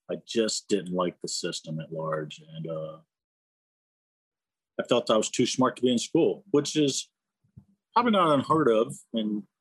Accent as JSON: {"language": "English", "town": "New Smyrna Beach", "region": "Florida", "country": "United States", "tie": "born or raised there", "also_born_or_lived": "Bartow", "said": "my home is Florida. I was born in Florida, in Bartow. And I spent most of my formidable years, I think, in New Smyrna Beach, Florida"}